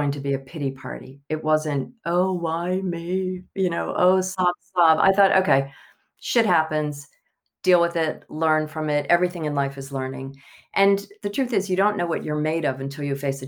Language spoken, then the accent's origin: English; Pascagoula, Mississippi, United States; accent: Southern; moved away as an adult; also born or lived in Italy; now in London, United Kingdom; I was born in Pascagoula, Mississippi